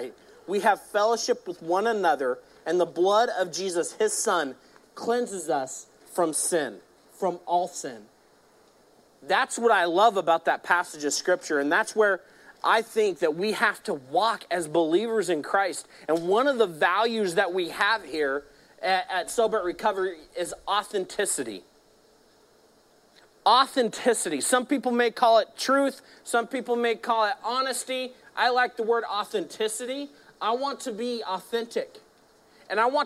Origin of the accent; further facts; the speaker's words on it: Modesto, California, United States; I grew up here in Modesto